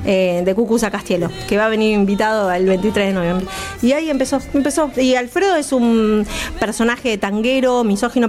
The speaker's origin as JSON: {"language": "Spanish", "town": "Rosario", "region": "Santa Fe", "country": "Argentina", "moved": "yes", "said": "yo soy rosarina de origen. igual cuando yo viví todavía no lo había, eh, en Rosario"}